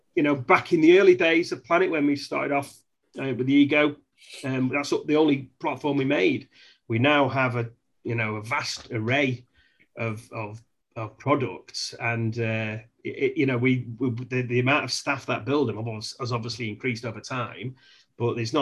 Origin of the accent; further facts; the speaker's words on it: England, United Kingdom; I'm English